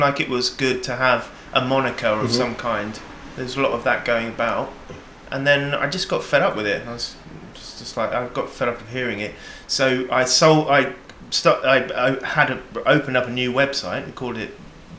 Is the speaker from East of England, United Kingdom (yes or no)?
yes; Hemel Hempstead, East of England, United Kingdom; moved away; I grew up in Hemel Hempstead